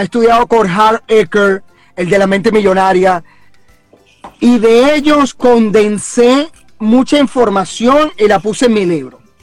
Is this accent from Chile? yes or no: no; Venezuela; moved away as an adult; la mayoría que estamos aquí somos venezolanos